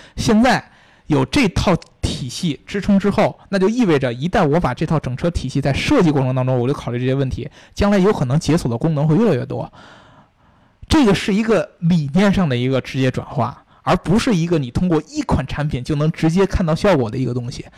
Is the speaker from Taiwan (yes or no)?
no; China; 我们中国人不是不重视隐私